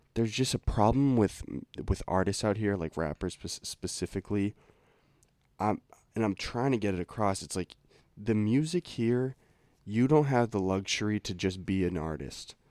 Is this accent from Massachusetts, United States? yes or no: yes; Lincoln, Massachusetts, United States; we grew up in Lincoln, Mass